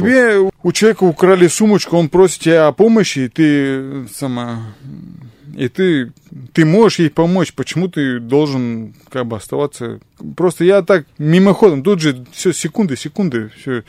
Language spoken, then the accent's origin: Russian; Asbest, Sverdlovsk Oblast, Russia; весь мой город